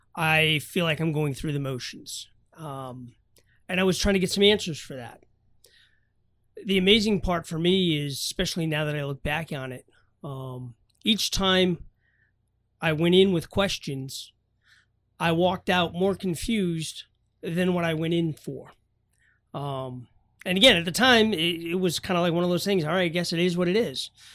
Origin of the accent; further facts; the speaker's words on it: New Hampshire, United States; I grew up in New Hampshire